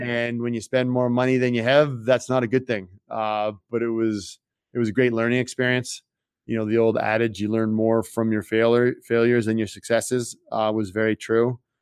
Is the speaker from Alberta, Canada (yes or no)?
no; Toronto, Ontario, Canada; moved away as an adult; also born or lived in France; I grew up in Toronto, Canada